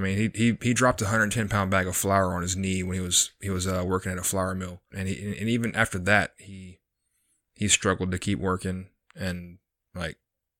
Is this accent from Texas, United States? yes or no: yes; Texas, United States; also born or lived in McAllen / Corpus Christi / Houston / San Antonio; So I was born in McAllen, Texas in 1982. Pretty much moved all over the country with my parents. Well, parent, one of the two. Corpus Christi, Houston, San Antonio, Tennessee, quite a few different places.